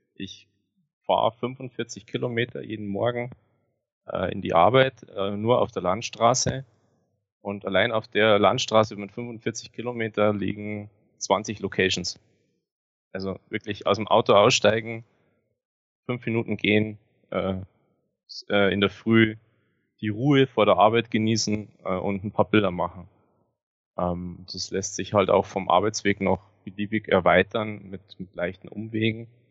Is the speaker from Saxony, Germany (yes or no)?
no; Grainau, Bavaria, Germany; Ich bin ähm, geboren am Fuße der Zugspitze in den Bayerischen Alpen und lebe seit meiner Geburt hier ähm, war nur während dem Studium mal weg